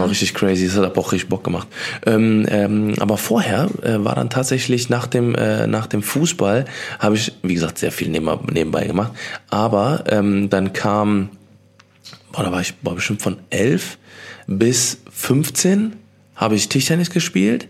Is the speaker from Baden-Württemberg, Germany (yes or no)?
no; Cologne, North Rhine-Westphalia, Germany; hier bei uns in Köln